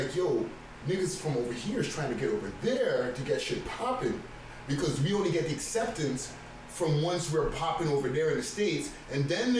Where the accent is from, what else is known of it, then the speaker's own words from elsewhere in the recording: Montreal, Quebec, Canada; now in Toronto, Canada; because I'm a Toronto nigga. I'm an import because I'm from Montreal, but I'm a Toronto nigga.